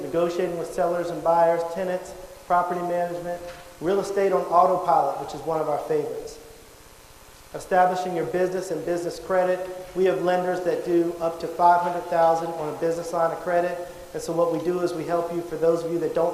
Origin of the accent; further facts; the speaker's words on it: Charlotte, North Carolina, United States; I'm originally from Charlotte, North Carolina.